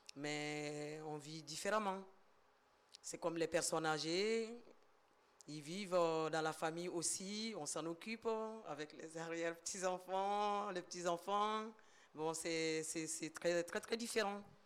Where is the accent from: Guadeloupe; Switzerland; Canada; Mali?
Mali; now in France; Je suis d'origine malienne